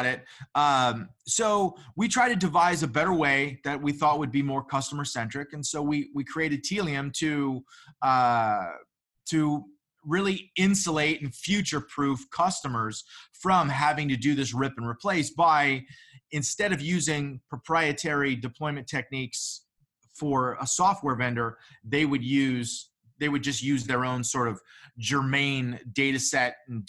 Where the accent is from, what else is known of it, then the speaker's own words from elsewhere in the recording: San Diego, California, United States; I'm from San Diego.